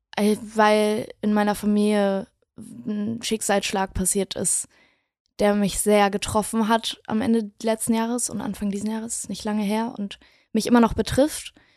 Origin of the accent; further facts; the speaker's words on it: Wedel, Schleswig-Holstein, Germany; now in Berlin, Germany; Ich komme aus Wedel. Ja. Das ist eine kleine Stadt neben Hamburg. Und äh, ich bin aufgewachsen in, in einem ganz, ganz klitzekleinen Haus